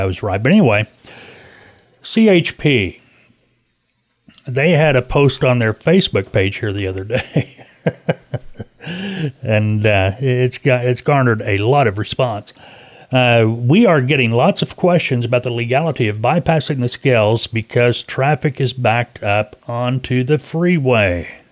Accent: Arkansas, United States; I was raised here in Arkansas

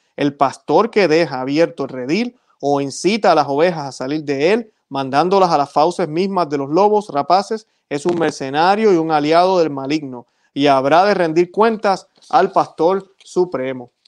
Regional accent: Puerto Rico; yo que soy de Puerto Rico, yo recuerdo ir a la Catedral de San Juan

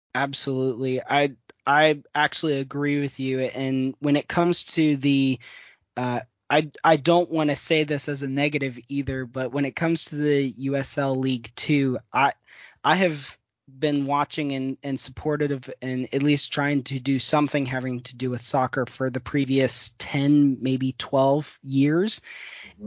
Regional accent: Midwest, United States; I'm even from the Midwest as well.

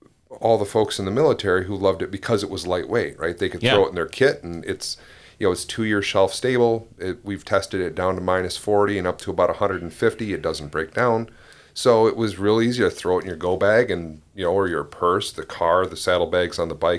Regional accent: Ludington, Michigan, United States; Yeah, I grew up in Ludington.

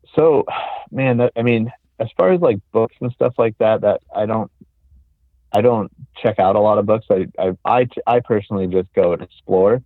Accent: Southern California, United States; moved away; I'm originally from Southern California

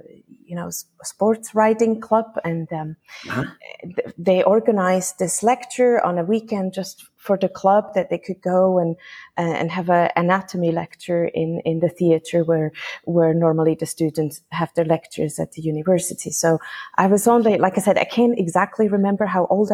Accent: Switzerland; moved away as an adult; now in Carriacou, Grenada; I am originally from Switzerland. I graduated there and grew up there, but now I live in Grenada, actually on the small island of Carriacou

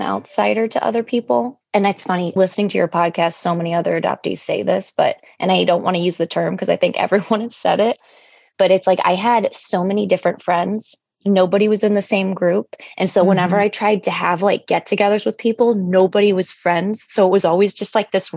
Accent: Cleveland, Ohio, United States; also born or lived in Sevastopol, Ukraine; I grew up in Cleveland

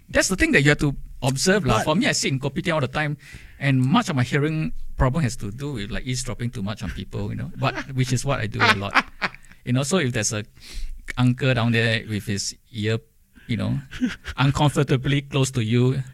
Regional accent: Singapore

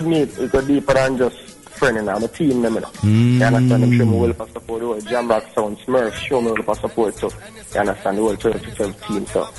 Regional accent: Jamaica; I'm Jamaican, and I'm a man.

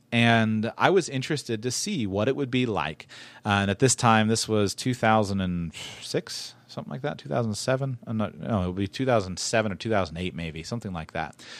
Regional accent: West Palm Beach, Florida, United States; I grew up in West Palm Beach, Florida.

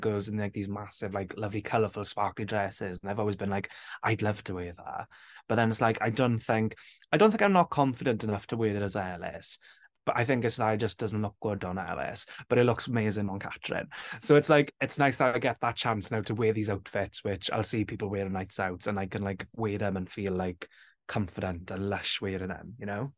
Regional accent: Wales, United Kingdom; when I was growing up, it was always just like a language we spoke in school

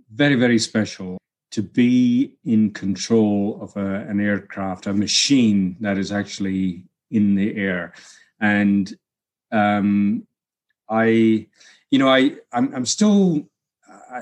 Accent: Helmsdale, Scotland, United Kingdom; now in New Mexico, United States; the village that I was brought up in Helmsdale

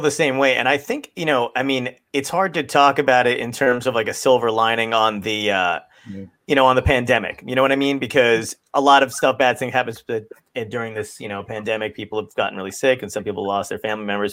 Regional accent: Ocean County, New Jersey, United States; we grew up in New Jersey in Ocean County

